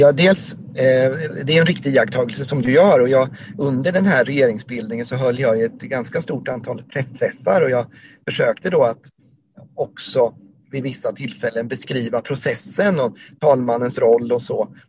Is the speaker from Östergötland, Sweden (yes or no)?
yes; Ödeshög, Östergötland, Sweden; also born or lived in Motala; now in Norrköping, Sweden; annars är jag eh, östgöte, eh, om man ska använda lite andra etiketter, uppvuxen mm. i Ödeshög